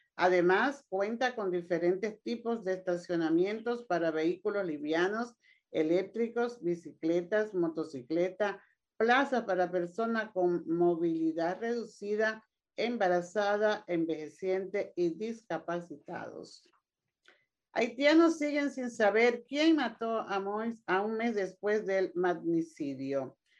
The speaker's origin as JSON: {"language": "Spanish", "country": "Dominican Republic", "said": "yo me siento muy contenta como mujer y como dominicana"}